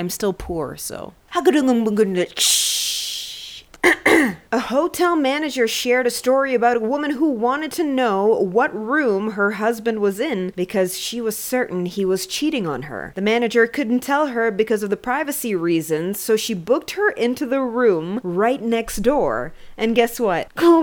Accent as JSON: {"language": "English", "country": "Canada", "said": "I'm from Canada"}